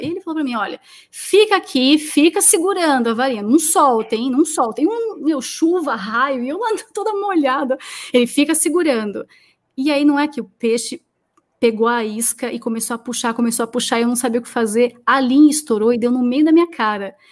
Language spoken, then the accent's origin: Portuguese; Brazil; eu sou da Zona Leste